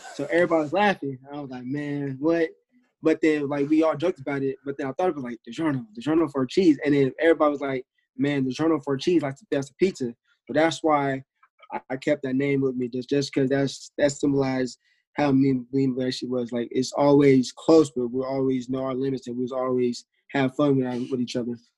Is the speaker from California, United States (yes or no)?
yes; Bay Area, California, United States; moved away as an adult; now in Hawaii, United States; I'm from Bay Area. I go to University of Hawaii now